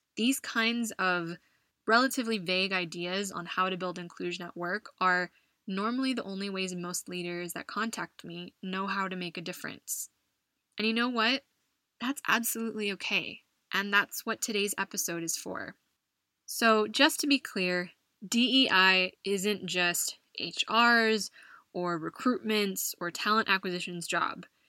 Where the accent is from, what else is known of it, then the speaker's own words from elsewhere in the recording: United States; moved away as an adult; now in Madrid, Spain; my home country of the US